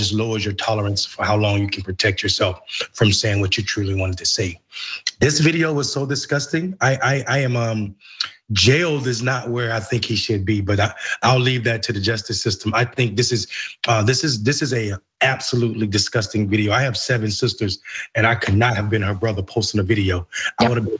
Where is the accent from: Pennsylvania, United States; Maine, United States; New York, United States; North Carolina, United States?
North Carolina, United States; rural; I'm from the South. I'm from country, rural North Carolina